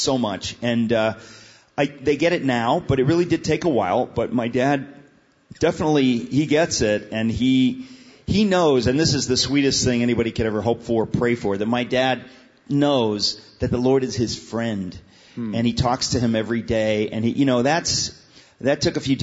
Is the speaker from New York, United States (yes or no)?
yes; New York City, New York, United States; I was born in New York City, which is a city in New York